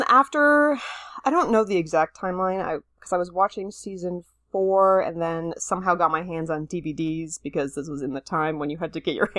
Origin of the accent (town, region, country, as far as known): Canada